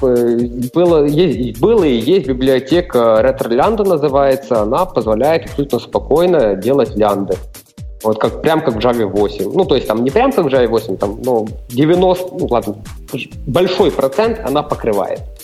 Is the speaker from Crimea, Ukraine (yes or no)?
no; Ternopil Oblast, Ukraine; first language Ukrainian; Russian is a second language; now in Chernivtsi, Ukraine; Родився на Тернопільщині, ще ж проживаю в Чернівцях